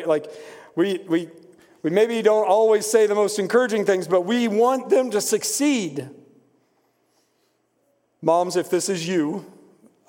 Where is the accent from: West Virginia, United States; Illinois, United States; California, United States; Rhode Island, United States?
West Virginia, United States; moved away as an adult; also born or lived in Indiana; I grew up in West Virginia, and I had one commitment that I was not going to school in West Virginia.